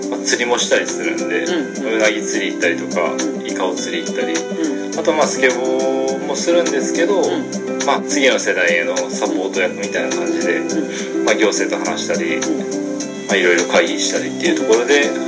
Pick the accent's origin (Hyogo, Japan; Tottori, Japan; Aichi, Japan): Tottori, Japan; Yazu; 僕は鳥取県八頭郡八頭町というところで、えー、っと生まれ育ちました、